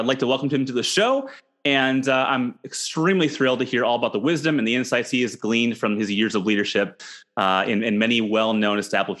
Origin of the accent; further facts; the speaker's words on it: Minneapolis, Minnesota, United States; I grew up in Minneapolis